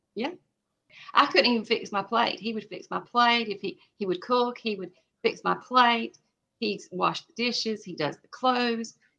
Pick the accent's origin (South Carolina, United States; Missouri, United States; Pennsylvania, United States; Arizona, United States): South Carolina, United States; I'm from South Carolina